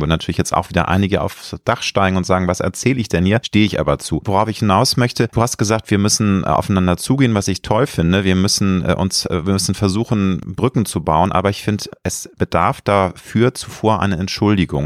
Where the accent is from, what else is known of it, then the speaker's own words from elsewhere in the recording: Germany; Ich lebe gerne in Deutschland, ich liebe mein Heimatland